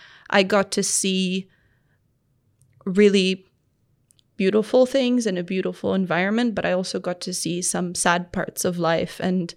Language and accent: English; Tanzania; I think as I grew up in Tanzania and became a teenager, that's when I really started understanding where I lived.